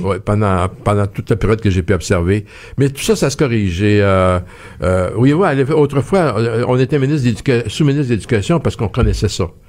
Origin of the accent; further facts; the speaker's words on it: Quebec, Canada; on est québécois.